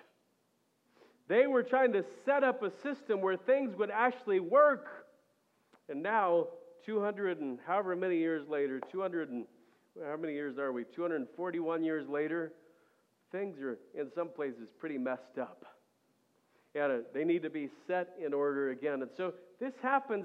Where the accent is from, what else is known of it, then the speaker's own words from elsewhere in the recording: United States; as an American